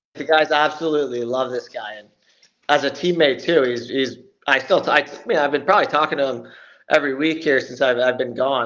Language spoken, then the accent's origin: English; Belleville, Ontario, Canada; I'm from Belleville here, which is two hours from Toronto